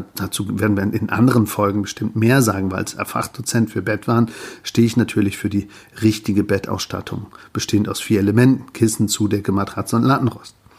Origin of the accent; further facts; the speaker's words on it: Germany; bei uns in Deutschland